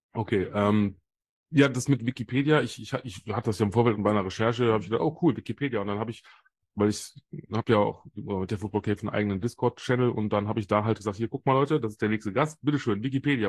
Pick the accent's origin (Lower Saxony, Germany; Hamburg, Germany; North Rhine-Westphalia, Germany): North Rhine-Westphalia, Germany; Solingen; hier bei mir aus meiner Heimat in Solingen